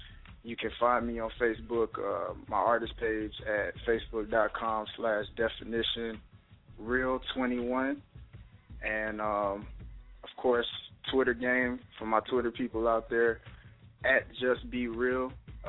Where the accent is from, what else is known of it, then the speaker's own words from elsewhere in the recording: Atlanta, Georgia, United States; also born or lived in Virginia Beach; So I claim Atlanta most of the time as my city because I grew up here in Atlanta.